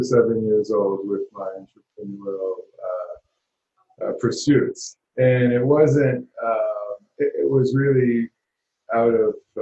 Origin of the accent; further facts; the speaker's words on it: New York City, New York, United States; So I grew up in Harlem when there wasn't an Apple store or a Starbucks on the corner.